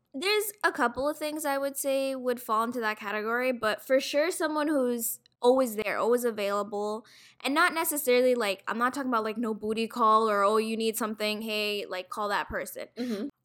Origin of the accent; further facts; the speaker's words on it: Toronto, Ontario, Canada; I'm from Toronto, west end of Toronto, and I'm currently working in retail.